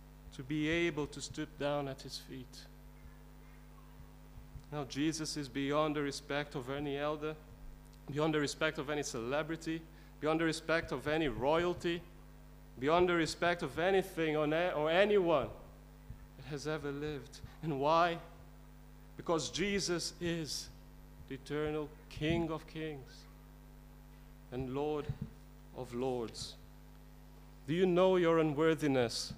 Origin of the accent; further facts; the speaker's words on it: India; I was brought up in India, and in the Indian culture